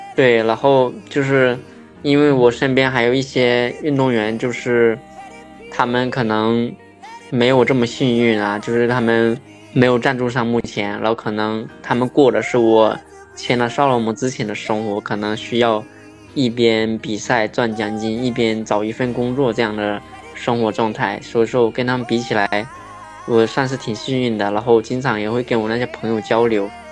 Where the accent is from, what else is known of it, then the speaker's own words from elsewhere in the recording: Fujian, China; 我是福建人